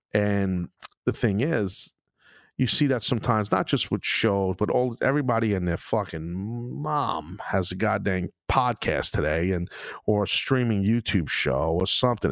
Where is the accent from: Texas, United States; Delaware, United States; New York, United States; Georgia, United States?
New York, United States; New York City; in Brooklyn, in my hometown